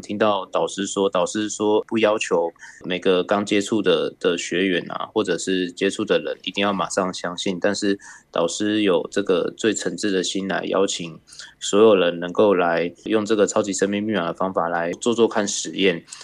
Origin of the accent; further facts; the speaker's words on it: New Taipei, Taiwan; 我是来自新北市的